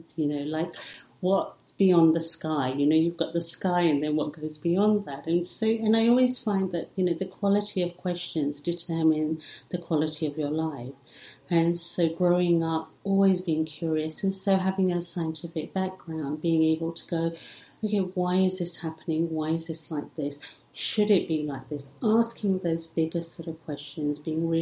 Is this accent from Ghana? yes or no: no; England, United Kingdom; English is a second language; also born or lived in Africa / India; I'm Indian originally, but grew up in England